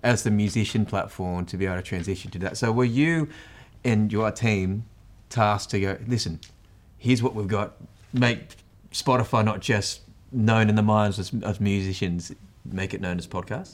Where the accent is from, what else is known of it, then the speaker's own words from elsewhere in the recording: Australia; as an Australian